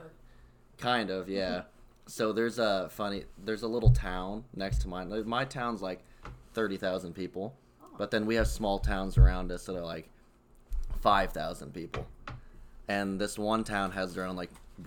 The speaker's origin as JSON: {"language": "English", "town": "Ottumwa", "region": "Iowa", "country": "United States", "tie": "born or raised there", "also_born_or_lived": "Rochester area, New York", "moved": "as an adult", "lives_now": "Rochester, United States", "said": "a lot of Hispanics in my hometown and, a lot of druggies and crime. Just in a small town in Iowa, you wouldn't think about it, but Ottumwa, Iowa was the meth capital of the world."}